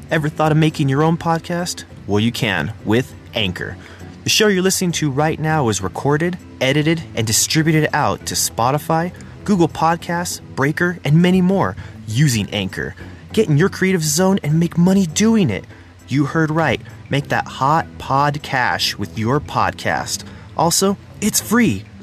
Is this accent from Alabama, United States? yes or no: no; New Mexico, United States; I'm from New Mexico because I had like a thick skin and everything